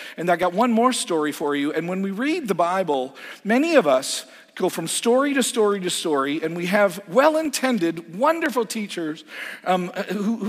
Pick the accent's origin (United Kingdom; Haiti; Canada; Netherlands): Canada; moved away as an adult; now in United States; As a Canadian